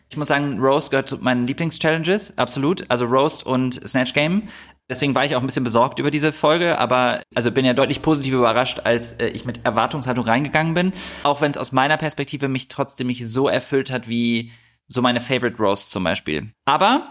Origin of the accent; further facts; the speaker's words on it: Düsseldorf, North Rhine-Westphalia, Germany; Düsseldorf ist meine Heimatstadt. Ich bin in Düsseldorf geboren und aufgewachsen